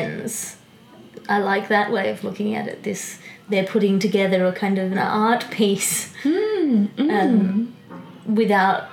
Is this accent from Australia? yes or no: yes; Australia; I'm from Australia. I know I'm from Australia. I grew up in Australia.